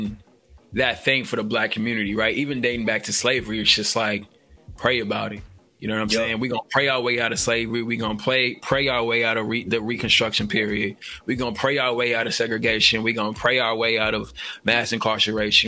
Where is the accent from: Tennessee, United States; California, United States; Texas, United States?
Tennessee, United States; Nashville; now in Oregon, United States; We're both from Nashville, the great state of Nashville, Tennessee